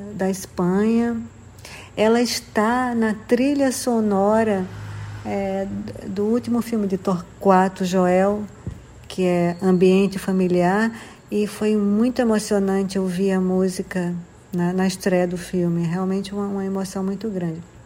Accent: João Pessoa, Paraíba, Brazil; moved away as an adult; also born or lived in Rio de Janeiro; voltando a, morar em João Pessoa, que é a minha cidade, onde eu nasci e cresci

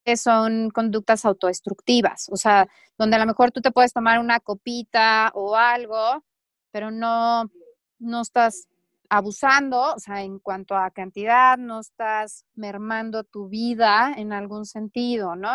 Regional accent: Mexico

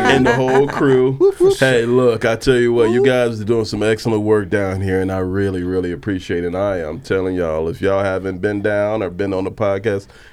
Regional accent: Chicago, Illinois, United States; I'm from Chicago

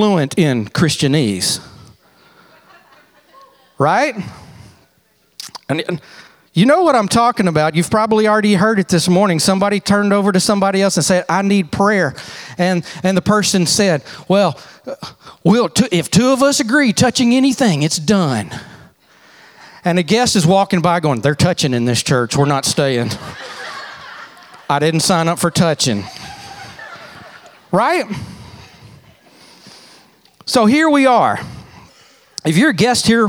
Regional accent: Texas, United States; I'm from Texas

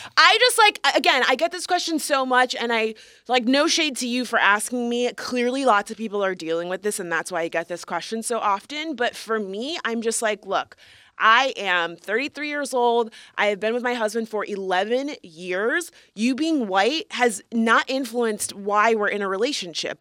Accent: Florida, United States; moved away; I am a Florida woman. Singular, excuse me. Um, we are both originally from Florida

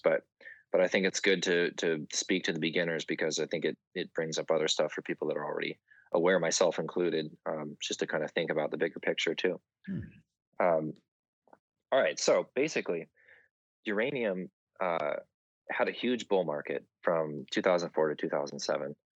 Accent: Southern California, United States; my hometown in Southern California

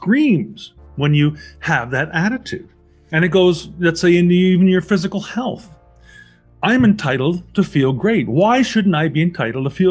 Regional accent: Canada; I'm a Canadian citizen

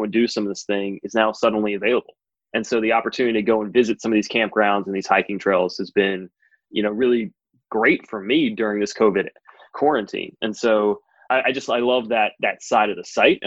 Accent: North Carolina, United States; I grew up in North Carolina

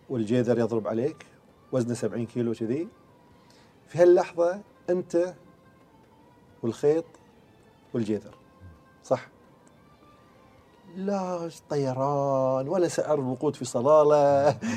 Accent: Bahrain; moved away; يوم ما انتقلنا اساسا من البحرين الى الامارات او الى عمان يعني ما حسينا ابد ان احنا اساسا طلعنا حتى من فريجنا

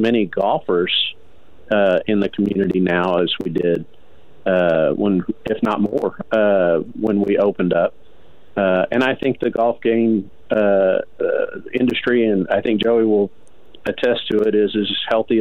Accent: Arlington, Texas, United States; moved away as an adult; now in Texarkana, United States; growing up in Arlington, moving to Texarkana

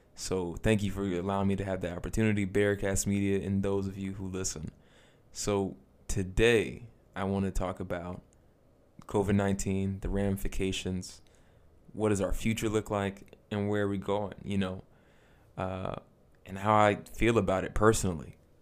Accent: United States; As an American

